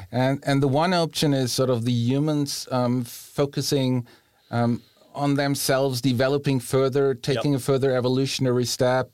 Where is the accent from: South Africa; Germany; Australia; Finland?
Germany; also born or lived in Bohemia; now in Rome, Italy; growing up in Germany